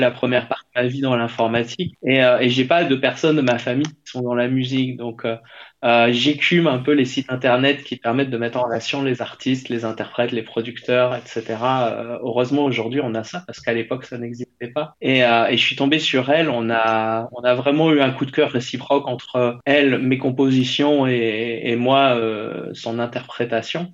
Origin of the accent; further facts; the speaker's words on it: France; je suis français